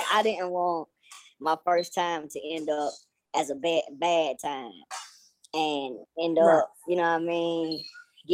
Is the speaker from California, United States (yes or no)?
no; Douglasville, Georgia, United States; I'm coming from Douglasville, Georgia